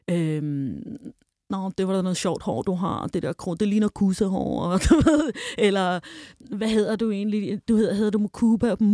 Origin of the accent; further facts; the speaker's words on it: Denmark; jeg kommer fra Danmark